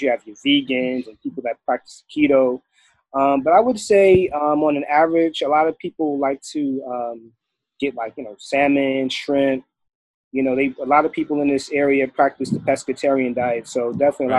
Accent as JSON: {"language": "English", "region": "New York", "country": "United States", "moved": "as an adult", "lives_now": "DMV area, United States", "said": "I'm originally from New York. I've been living in the DMV area since 2001. I came out here for college"}